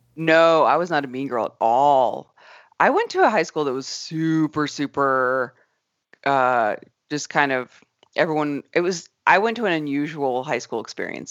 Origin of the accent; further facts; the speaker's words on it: Arizona, United States; moved away; I grew up in Arizona